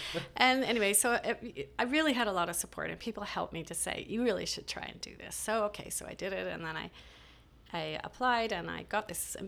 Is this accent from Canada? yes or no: yes; Montreal, Quebec, Canada; born there; So, and I was born in Montreal.